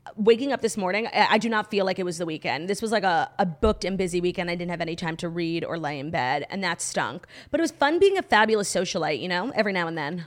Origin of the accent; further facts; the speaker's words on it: United States; being an American obsessed with the Royals